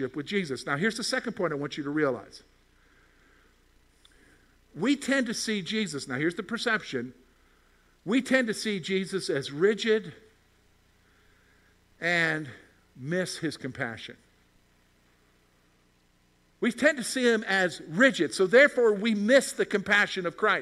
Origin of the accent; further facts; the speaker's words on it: South Carolina, United States; moved away as an adult; also born or lived in Virginia; now in Pennsylvania, United States; I grew up in South Carolina